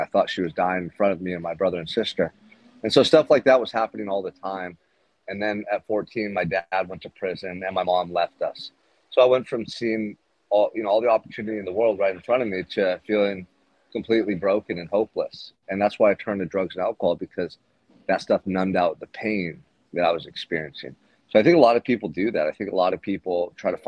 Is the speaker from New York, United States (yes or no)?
no; Santa Barbara, California, United States; I'm here in Santa Barbara right now, my hometown